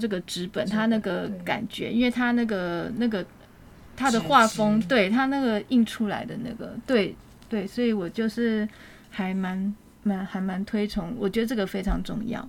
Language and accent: Chinese; Taiwan; 因为我们台湾人觉得，哎，如果你在旅游过程当中认识陌生人，蛮好聊的。然后通常我们都会留联络方式。